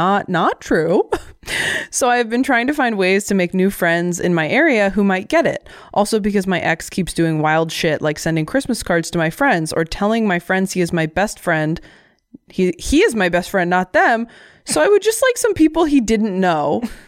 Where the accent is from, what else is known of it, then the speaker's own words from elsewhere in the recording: Midwest, United States; now in Washington, United States; I am from the Midwest, so like I'll launch into my life story when any random stranger does the obligatory hello, how are you in the hallway?